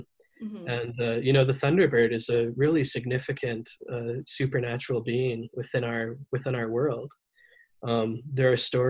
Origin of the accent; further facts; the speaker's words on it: Nanaimo, British Columbia, Canada; I come from the Snemoch First Nation in Nanaimo.